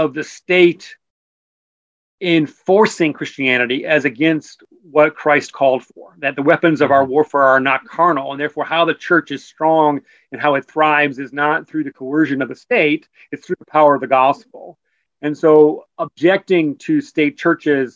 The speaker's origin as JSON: {"language": "English", "country": "United States", "also_born_or_lived": "England", "said": "as an American"}